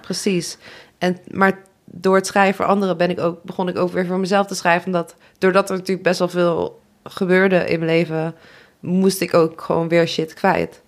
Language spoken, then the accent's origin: Dutch; Nijmegen, Gelderland, Netherlands; ik kom uit Nijmegen